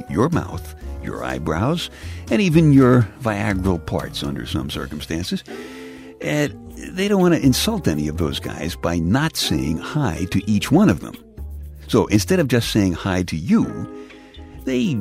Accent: New York City, New York, United States; I'm from the Bay Ridge section of Brooklyn, which is the southernmost part of New York City

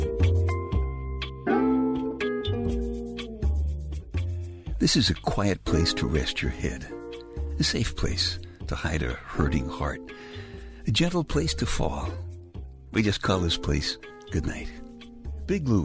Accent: New York, United States; moved away as an adult; also born or lived in Indianapolis / Boston; I grew up in Brooklyn

